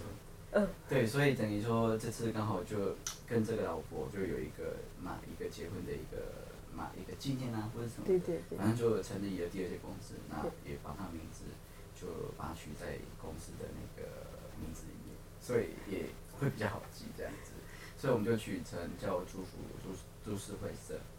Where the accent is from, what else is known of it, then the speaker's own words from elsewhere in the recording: Baihe, Tainan, Taiwan; moved away as an adult; now in Tokyo, Japan; 可能比较乡村，就是乡下，因为我们在台南的白河，